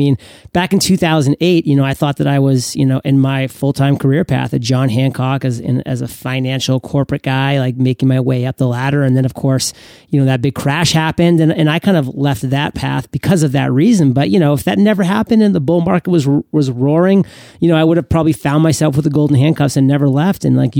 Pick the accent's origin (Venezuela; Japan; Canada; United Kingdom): Canada; I'm actually a French Canadian